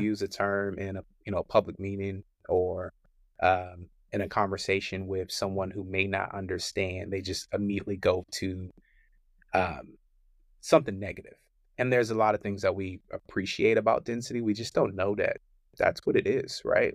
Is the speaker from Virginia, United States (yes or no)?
yes; Richmond, Virginia, United States; moved away as an adult; also born or lived in Charlotte, North Carolina; I'm from Richmond, Virginia